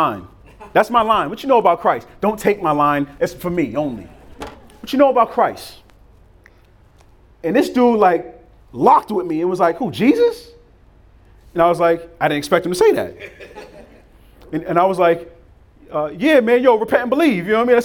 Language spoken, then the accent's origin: English; Boston, Massachusetts, United States; also born or lived in Cambridge, Massachusetts; I'm from Boston. My high school was in Cambridge, Massachusetts